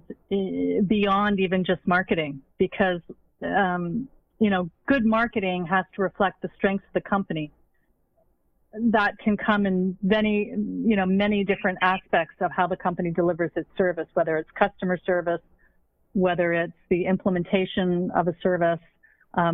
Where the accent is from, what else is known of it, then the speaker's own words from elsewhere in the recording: Montreal, Quebec, Canada; I grew up in Montreal.